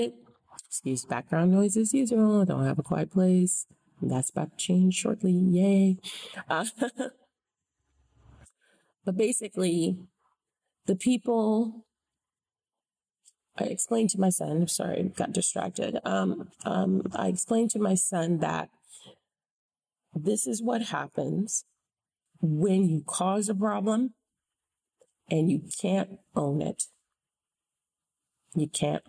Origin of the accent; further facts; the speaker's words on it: United States; as an American citizen, born and raised in this country